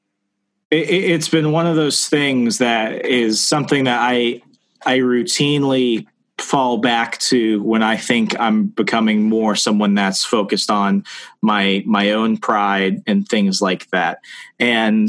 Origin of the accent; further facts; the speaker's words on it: the South, United States; I've also always lived predominantly in the South. I identify really not through necessarily heritage, but through culture as a Southerner